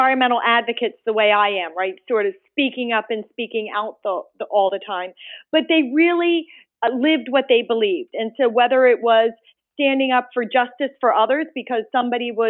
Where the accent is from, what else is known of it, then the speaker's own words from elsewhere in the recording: outside of Philadelphia, Pennsylvania, United States; also born or lived in India; Just a little bit outside of Philadelphia, actually in the Delaware River watershed